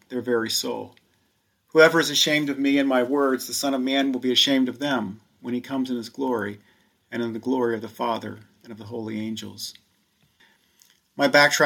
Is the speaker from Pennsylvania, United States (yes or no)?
yes; Elizabethtown, Pennsylvania, United States; the little church down the street in my hometown